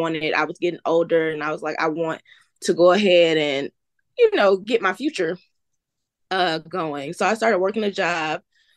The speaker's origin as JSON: {"language": "English", "town": "Athens", "region": "Georgia", "country": "United States", "also_born_or_lived": "Atlanta, Georgia", "moved": "yes", "said": "I'm from Athens, Georgia. You may have heard of it. Home of the Georgia Bulldogs, but I've been living in Atlanta for most of my life."}